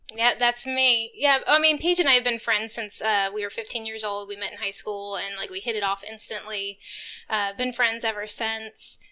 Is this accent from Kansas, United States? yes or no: no; Texas, United States; I'm from Texas. We don't have basements here.